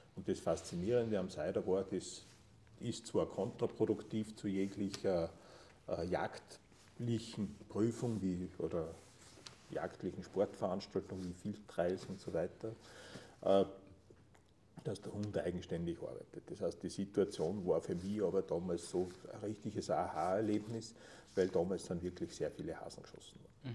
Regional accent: near Linz, Upper Austria, Austria; moved away as an adult; now in Tyrol, Austria; Ich bin ursprünglich äh, in, im, nah, im Nahumfeld von Linz aufgewachsen

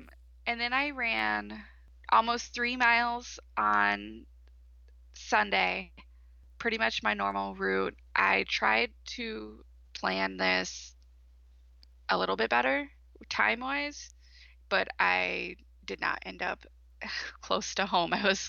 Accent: East Coast, United States; now in Michigan, United States; I grew up on the East Coast

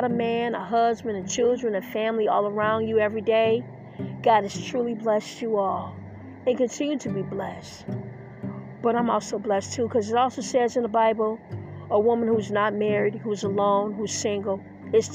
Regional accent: Detroit, Michigan, United States; I grew up in Detroit, Michigan. I grew up in the Motor City

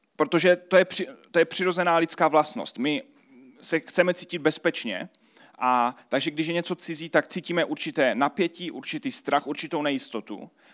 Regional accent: Czechia; tady pro nás v Česku

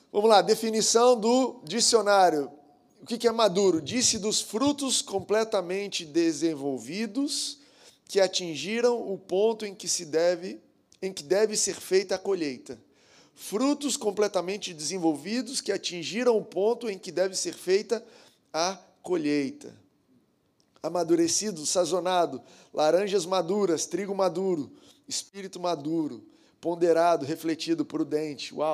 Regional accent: Goiânia, Goiás, Brazil; now in Rio de Janeiro, Brazil; mas na verdade eu sou goiano. Na verdade, eu sou nascido em Goiás, Goiânia

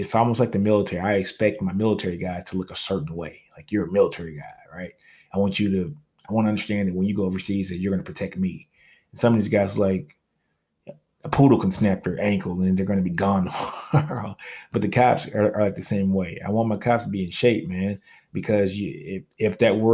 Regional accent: Louisiana, United States; I'm from Louisiana

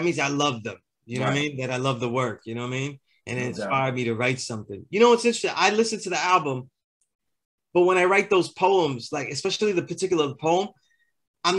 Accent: New York City, New York, United States; I'm from Sunset Park.

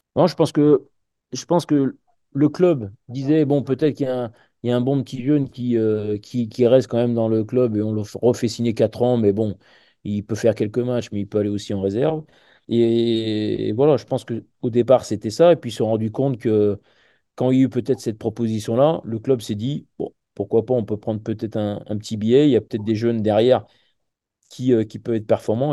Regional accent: village near Oullins, Auvergne-Rhône-Alpes, France; j'ai pu rejoindre le, club de mon village à deux ans. Et après, à partir de là, je suis parti à côté du Casco Loulin, qui était, euh, qui était un club qui était très réputé chez les jeunes avant la formation lyonnaise

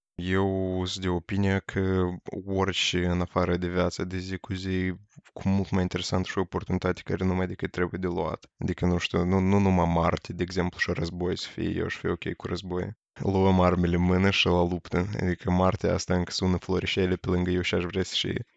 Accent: Moldova; Eu am locuit în afara Moldovei în Turcia

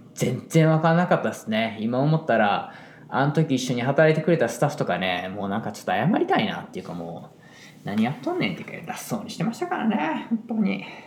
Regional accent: Osaka, Japan; moved away as an adult; now in New York, United States; 僕大阪出身です

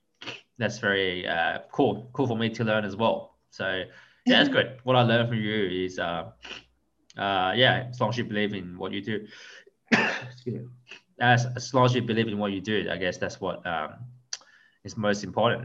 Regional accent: Hong Kong; moved away; I'm from Hong Kong as well.

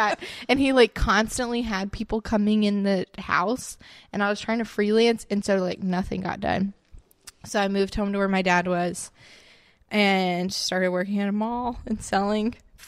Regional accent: West Palm Beach, Florida, United States; Okay, I'm from South Florida.

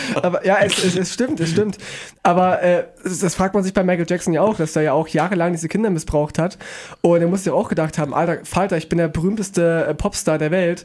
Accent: Weimar, Thuringia, Germany; ich, ich bin aus Weimar

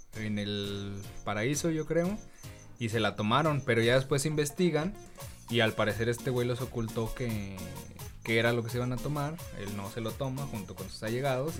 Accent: Mexico; nosotros como mexicanos

